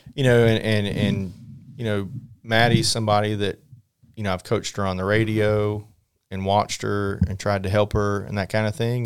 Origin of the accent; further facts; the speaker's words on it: North Carolina, United States; growing up in North Carolina